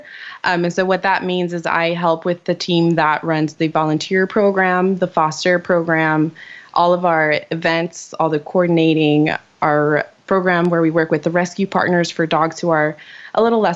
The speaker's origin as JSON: {"language": "English", "region": "Virginia", "country": "United States", "lives_now": "California, United States", "said": "I'm from Virginia."}